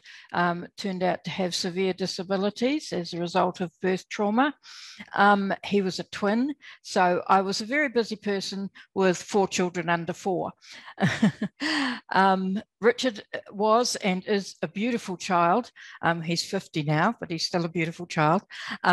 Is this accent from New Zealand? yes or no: yes; New Zealand; now in Australia; I was born in New Zealand. I'm still a Kiwi.